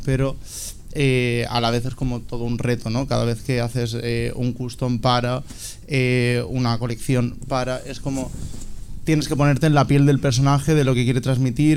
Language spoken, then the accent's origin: Spanish; Alicante, Valencian Community, Spain; moved away; also born or lived in Barcelona; soy alicantino, tengo 27 años, eh, vine a Barcelona a estudiar moda